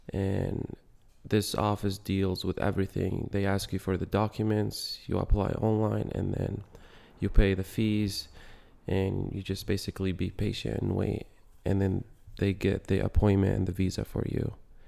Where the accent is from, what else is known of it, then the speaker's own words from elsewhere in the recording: Yemen; I'm from Yemen, born and raised.